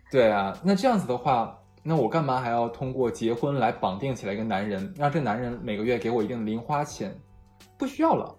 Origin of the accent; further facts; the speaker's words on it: Harbin, Heilongjiang, China; moved away as an adult; 我的家乡哈尔滨